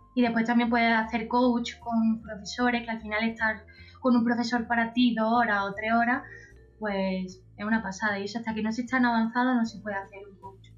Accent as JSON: {"language": "Spanish", "town": "Antequera", "region": "Andalusia", "country": "Spain", "also_born_or_lived": "Málaga", "accent": "Andalusian", "said": "soy andaluza, andaluza. Soy antequerana y, he estudiado en Málaga muchos años"}